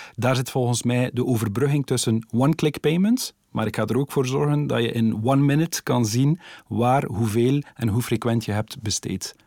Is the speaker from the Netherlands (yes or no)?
no; Ghent area, Flanders, Belgium; ik kom uit het Gentse